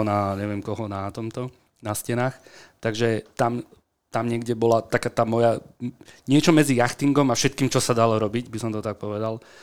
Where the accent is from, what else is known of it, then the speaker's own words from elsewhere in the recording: Bratislava, Bratislava Region, Slovakia; also born or lived in Senec; vyrastal som na Kramároch bratislavských